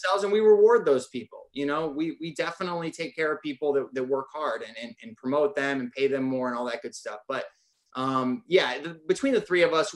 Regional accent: Northern Michigan, United States; I'm from Northern Michigan

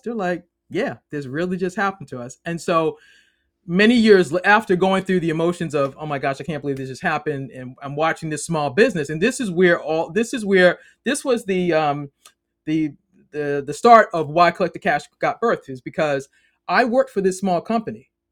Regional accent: Boston, Massachusetts, United States; moved away as an adult; now in Maryland, United States; I'm originally from Boston, now live in the great state of Maryland.

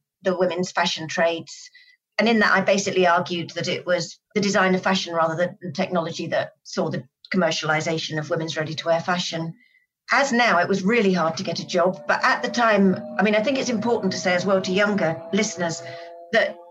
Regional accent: Brighton, South East England, United Kingdom; I grew up in Brighton on the south coast of England

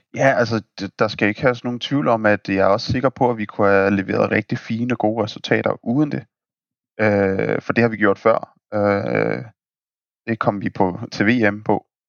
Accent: Denmark; vi er danskere

